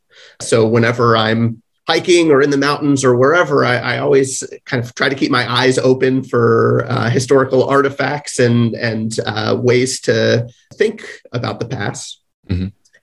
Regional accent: Virginia, United States; I grew up in Virginia. I spent a lot of time in the Blue Ridge Mountains.

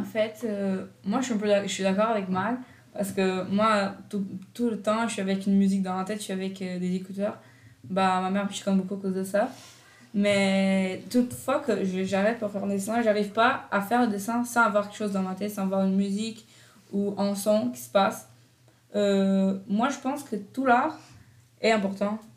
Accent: Brazil; now in Canada; je viens du Brésil

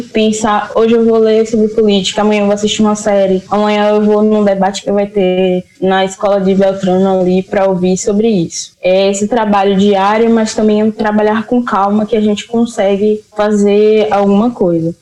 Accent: Santo Estêvão, Bahia, Brazil; moved away; also born or lived in Feira de Santana; eu sou de Santo Estevão

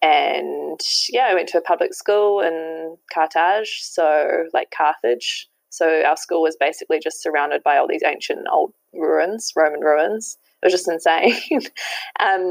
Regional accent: a small town just outside Auckland, New Zealand; moved away as an adult; now in Paris, France; I'm originally from a small town, which is just outside of Auckland, and then moved into the city, into Auckland City

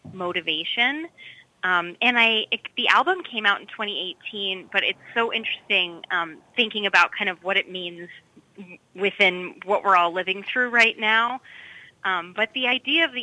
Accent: Minneapolis–Saint Paul, Minnesota, United States; accent: Minnesotan; now in Lowell, United States; I am based in the Lowell area, but I actually come from all the way from Twin Cities, Minnesota

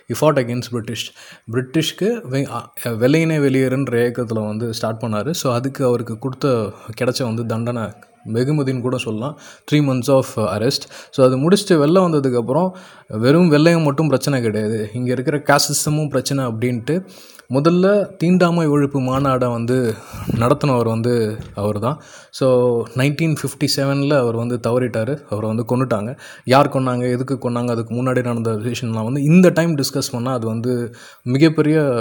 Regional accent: Cuddalore, Tamil Nadu, India; கடலூரில் நான் பிறந்தேன்

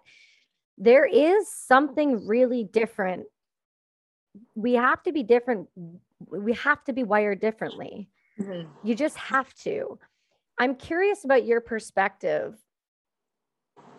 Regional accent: Canada; I'm Canadian.

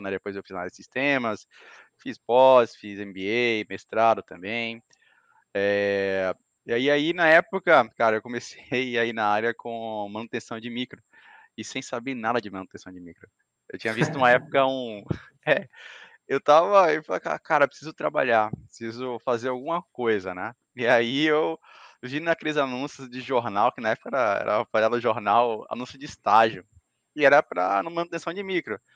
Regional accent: Salvador, Bahia, Brazil; now in Florianópolis, Brazil; Assim, uh, eu sou de Salvador, Bahia, né? Hoje eu estou morando no Sul, estou em Santa Catarina, na, na Grande Florianópolis.

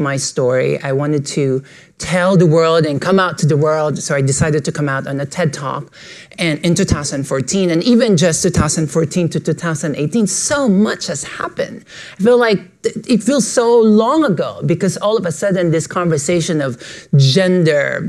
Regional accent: Philippines; moved away as an adult; now in New York, United States; I was born and raised in the Philippines, and I moved to New York in 2005

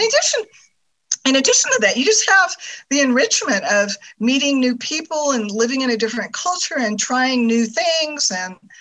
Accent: California, United States; moved away as an adult; also born or lived in Germany; I'm from California

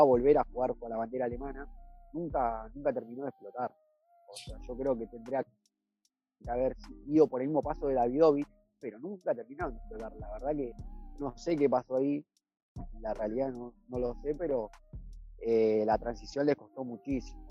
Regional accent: Argentina

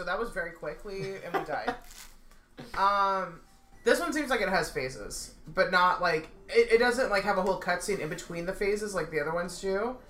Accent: California, United States; moved away; I'm from California

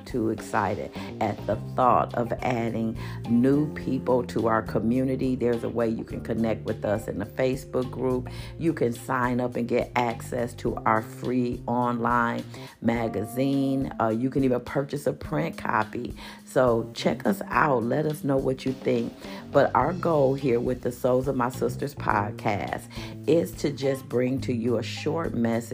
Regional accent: Milwaukee, Wisconsin, United States; now in Phoenix, United States; my hometown, Milwaukee, Wisconsin

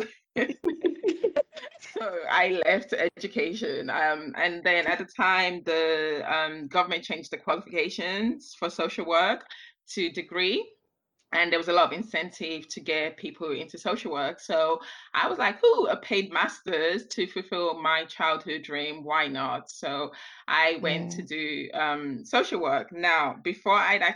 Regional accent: London, United Kingdom; also born or lived in Nigeria; I was born right here in London, and my mom had this brilliant idea of taking me back to Nigeria as a baby, where I spent my early formative years and never ever acclimatized back to British weather or British food, even though I've lived in England most of my life. Returned to London when I was about 9

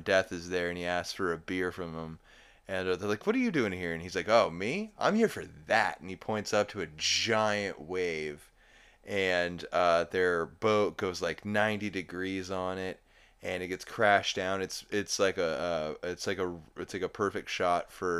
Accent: Oklahoma, United States; I'm from Oklahoma

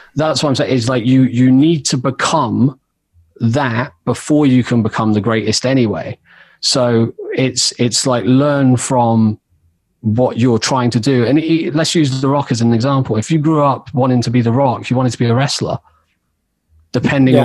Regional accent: Oxford, South East England, United Kingdom; I grew up in Oxford, and that was where I started making music

